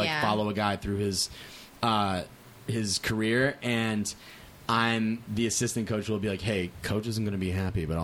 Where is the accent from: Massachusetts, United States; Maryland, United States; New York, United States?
Massachusetts, United States; Shrewsbury; moved away as an adult; now in Los Angeles, United States; I grew up in Massachusetts